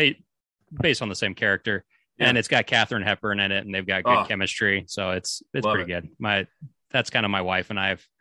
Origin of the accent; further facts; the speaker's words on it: Idaho, United States; I grew up in Idaho.